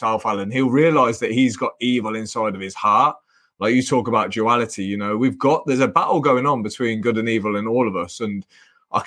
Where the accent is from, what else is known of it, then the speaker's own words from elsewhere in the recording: England, United Kingdom; I was lucky to be born into a good family in England